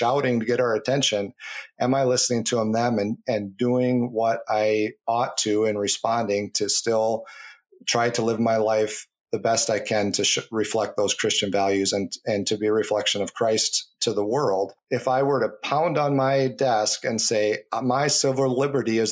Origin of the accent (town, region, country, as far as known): United States